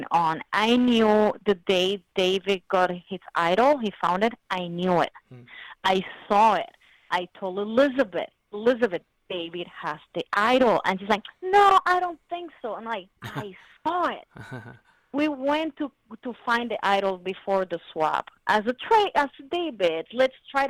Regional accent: Puerto Rico; I'm from Puerto Rico. I'm Puerto Rican

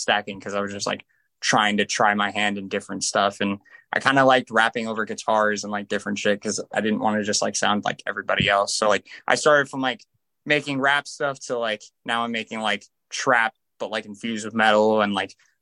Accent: Las Vegas, Nevada, United States; I'm from Vegas

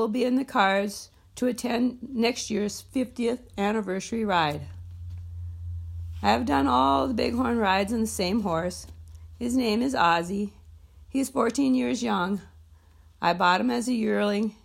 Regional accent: Frazee, Minnesota, United States; a small-town country girl from northern Minnesota

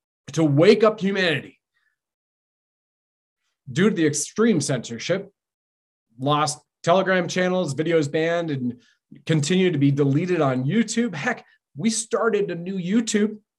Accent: Canada

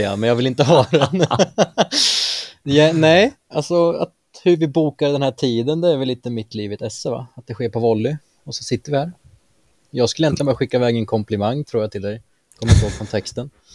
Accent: Mjölby, Östergötland, Sweden; moved away as an adult; now in Eksjö, Sweden; Bor i nuläget i Småland, Eksjö, men jag kommer från Mjölby.

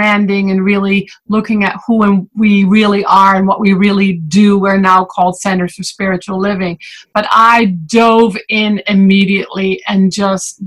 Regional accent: Netherlands; moved away as an adult; also born or lived in Fort Lauderdale, Florida; now in United States; I was born and raised in the Netherlands

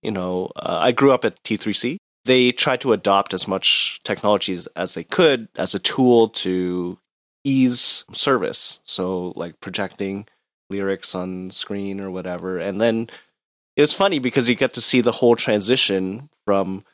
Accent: Toronto, Ontario, Canada; also born or lived in Markham; I grew up in Scarborough

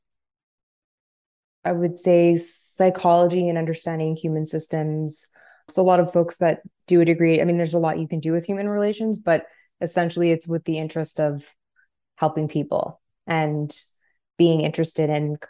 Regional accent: Montreal, Quebec, Canada; I'm from Montreal

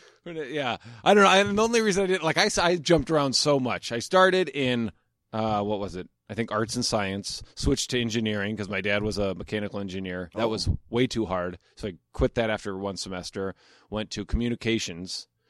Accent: Omaha, Nebraska, United States; moved away as an adult; Omaha, Nebraska.

